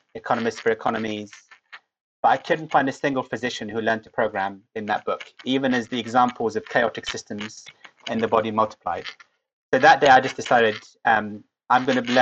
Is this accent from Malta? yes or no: no; Cambridge, East of England, United Kingdom; also born or lived in Lebanon; I got to go to Cambridge in my hometown.